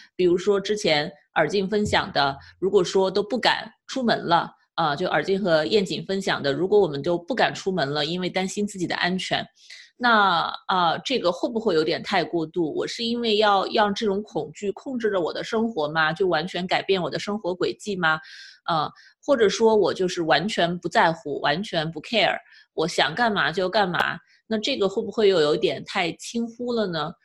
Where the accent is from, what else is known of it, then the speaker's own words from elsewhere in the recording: China; now in California, United States; 是我们中国人对于生命太不尊重吗？